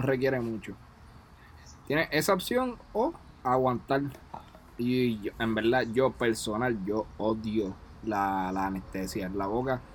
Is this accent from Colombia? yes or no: no; Puerto Rico; moved away; somos seis boriguas